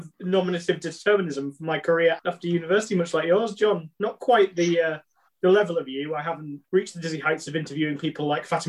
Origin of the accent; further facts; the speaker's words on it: Stockton-on-Tees, North East England, United Kingdom; moved away; because I'm originally from Stockton